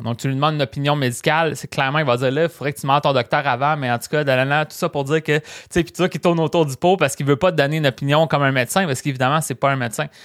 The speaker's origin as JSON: {"language": "French", "town": "Rimouski", "region": "Quebec", "country": "Canada", "tie": "born or raised there", "also_born_or_lived": "Matane", "said": "j'ai testé ma ville natale puis euh, moi, en fait, je viens de Rimouski"}